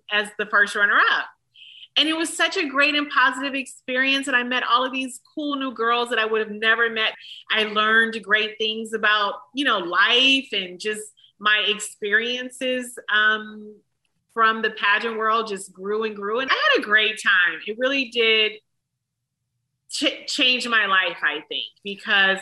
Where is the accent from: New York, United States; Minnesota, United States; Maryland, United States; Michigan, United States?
Michigan, United States; Detroit; I'm from Detroit